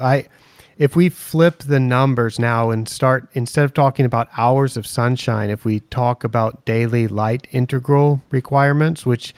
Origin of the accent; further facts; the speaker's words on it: Portland, Oregon, United States; moved away; my hometown of Portland, Oregon